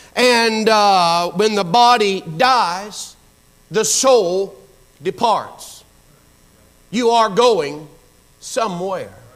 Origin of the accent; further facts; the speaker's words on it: Pensacola, Florida, United States; I was born and raised right here in this area, actually over in Pensacola. Grew up behind Woodham High School off of Burgess Highway.